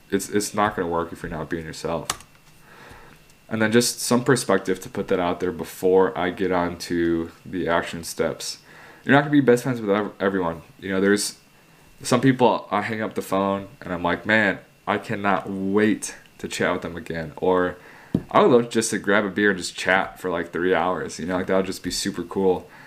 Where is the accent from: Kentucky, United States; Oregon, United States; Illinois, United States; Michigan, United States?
Illinois, United States; Chicago; I'm from Chicago